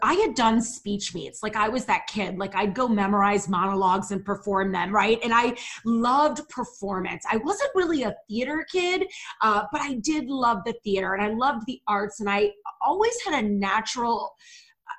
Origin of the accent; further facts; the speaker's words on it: St. Louis, Missouri, United States; moved away as an adult; also born or lived in Chicago, Illinois / Ohio; now in Cleveland area, Ohio, United States; I'm born and raised in St. Louis, Missouri.